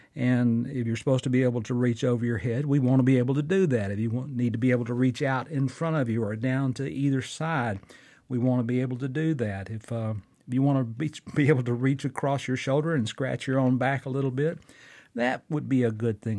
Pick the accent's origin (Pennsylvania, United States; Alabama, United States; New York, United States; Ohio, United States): Alabama, United States; Fort Payne; recording right here in my hometown of Fort Payne, Alabama